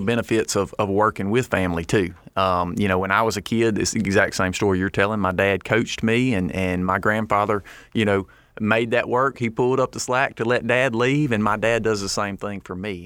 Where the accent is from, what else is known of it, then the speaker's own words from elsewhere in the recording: Lake Providence, Louisiana, United States; we're from Northeast Louisiana, from Lake Providence, and we farm rice, corn, and soybeans.